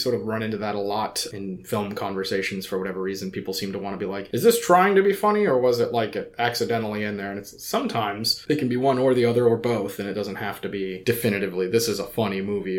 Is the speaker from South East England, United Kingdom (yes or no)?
no; Scotland, United Kingdom; Yeah, I'm Scottish. I hate snakes.